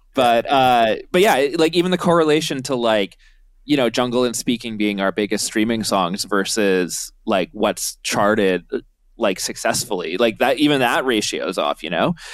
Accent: Canada

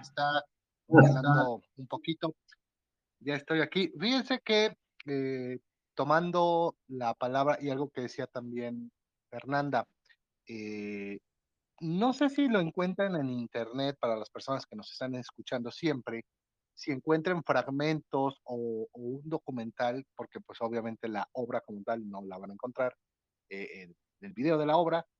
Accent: Atlixco, Puebla, Mexico; de aquí, de mi ciudad natal, Atlisco

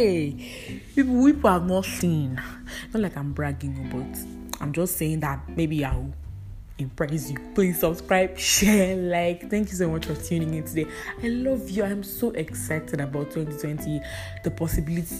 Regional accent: Edo, Nigeria; I'm a Nigerian from Edo State

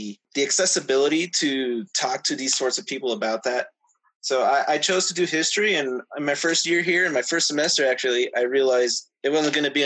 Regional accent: Tucson, Arizona, United States; I'm originally from Tucson

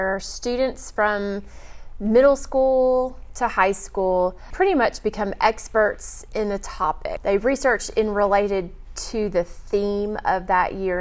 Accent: Houston, Texas, United States; moved away; I grew up in Texas

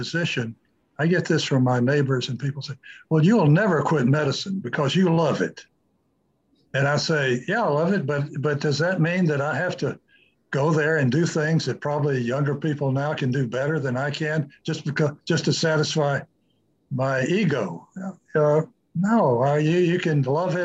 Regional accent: United States; as American physicians

